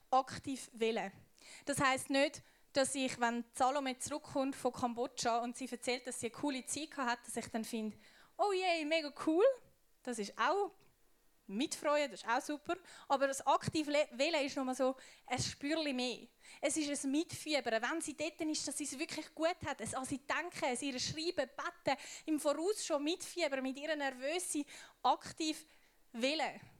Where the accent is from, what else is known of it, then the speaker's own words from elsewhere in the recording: Switzerland; Ich bin Schweizerin. Ich kann meinen Schweizer Pass verbrennen und was auch immer machen. Ich bleibe Schweizerin.